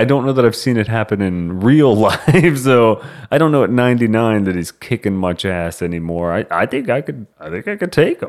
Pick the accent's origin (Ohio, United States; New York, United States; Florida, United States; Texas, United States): Texas, United States; You'll find this out after I say y'all enough times, but we are from Texas. But, you know, we don't wear cowboy hats or anything like that.